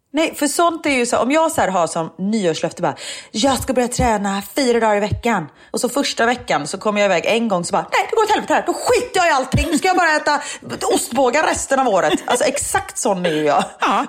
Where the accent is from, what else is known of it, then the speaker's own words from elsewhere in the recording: Gothenburg, Västra Götaland, Sweden; accent: thick Gothenburg dialect (grov göteborgska); jag pratar grov göteborgska